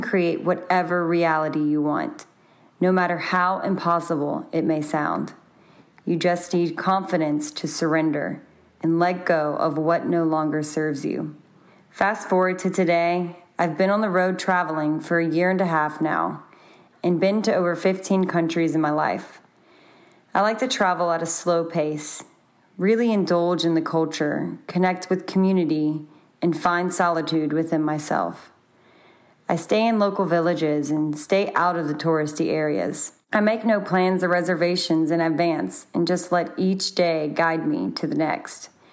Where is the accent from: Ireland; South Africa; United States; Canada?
United States; Baton Rouge, Louisiana; moved away as an adult; currently in my hometown, Baton Rouge, for the holidays